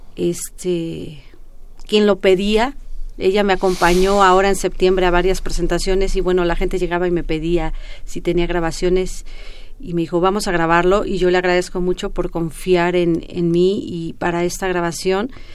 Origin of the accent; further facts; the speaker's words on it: Mexico; nos representa como mexicanos